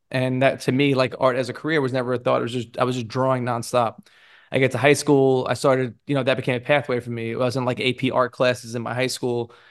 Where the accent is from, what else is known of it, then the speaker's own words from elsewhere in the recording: New York City, New York, United States; I grew up in Brooklyn in a really diverse neighborhood